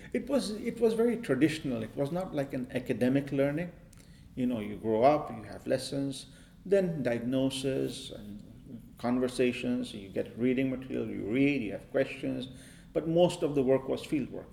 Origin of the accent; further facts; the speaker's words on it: Maharashtra, India; I grew up in India and I grew up in a yoga